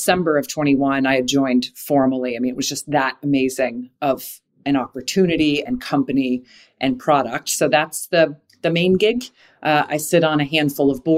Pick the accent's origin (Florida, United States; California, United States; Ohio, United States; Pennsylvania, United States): Florida, United States; Jacksonville; I grew up in Jacksonville, Florida, where Hooters, it was the third city Hooters was ever